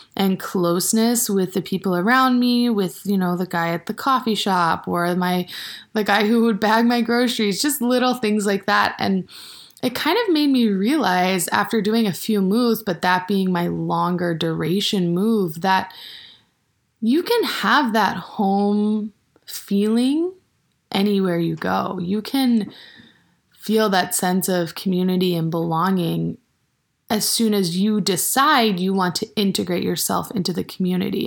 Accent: Maine, United States; moved away as an adult; now in Bozeman, United States; I went to high school in the state of Maine, and then I also went to college in the same town that I went to high school

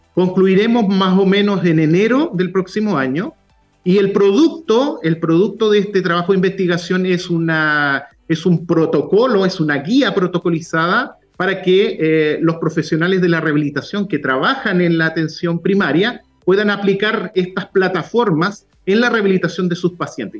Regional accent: Puerto Montt, Los Lagos, Chile; also born or lived in Valdivia / Temuco; now in Concepción, Chile; yo soy eh, originario de Puerto Montt, nací en Valdivia

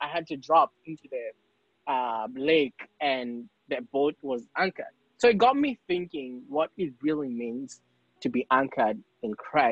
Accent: Kenya; now in United States; I'm from Kenya

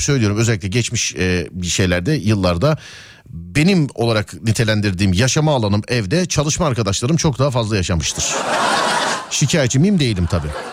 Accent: Istanbul, Turkey; bir İstanbullu olarak

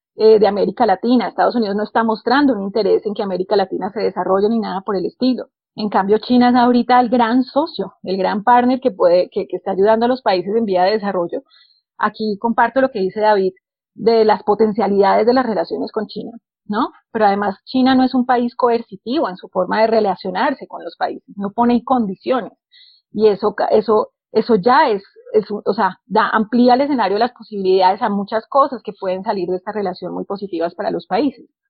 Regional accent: Colombia

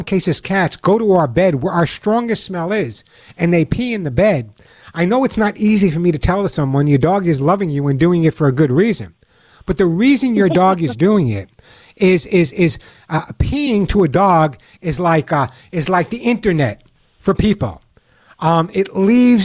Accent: Long Island, New York, United States; When I was growing up on Long Island, although you never know by my accent, but when I was growing up on Long Island

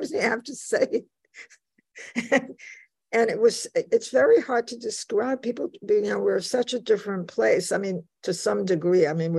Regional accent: New York City, New York, United States; accent: Bronx; also born or lived in Warsaw, Poland / Łódź, Poland / Sweden; I talked like I came from the Bronx, which I did

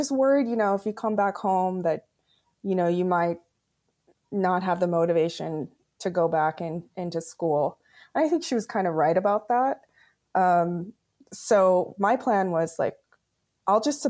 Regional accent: Crow Indian Reservation, Montana, United States; moved away as an adult; also born or lived in Bozeman, Montana / Los Angeles, California; now in Portland, United States; I'm originally from Montana. I grew up on the Crow Indian Reservation

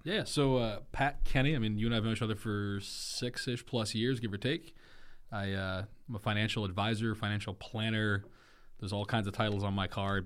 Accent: Germany; now in United States; I grew up in Germany

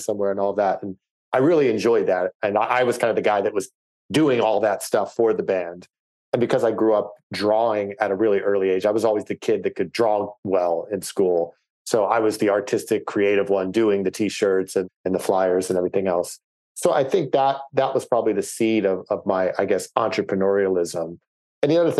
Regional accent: outside Philadelphia, Pennsylvania, United States; I grew up outside Philadelphia, kind of where Delaware, Pennsylvania, Maryland, and New Jersey all kind of meet.

